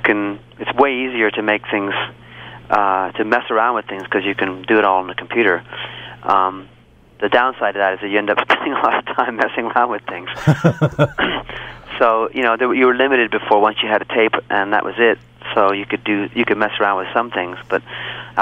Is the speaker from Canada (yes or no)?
yes; Vancouver, British Columbia, Canada; I'm from Vancouver.